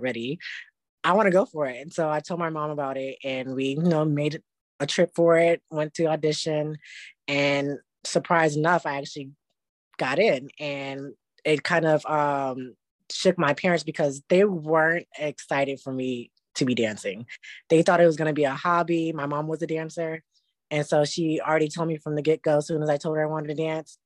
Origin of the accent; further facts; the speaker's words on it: Syracuse, New York, United States; moved away as an adult; also born or lived in New Jersey; now in New York City, United States; I'm from Syracuse, New York. Started dancing around 15, actually training around late 16. From there, spent my time just training in Syracuse, New York.